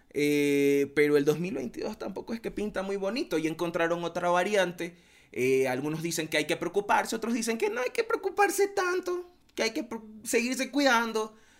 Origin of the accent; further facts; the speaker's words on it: Guayaquil, Guayas, Ecuador; somos de Guayaquil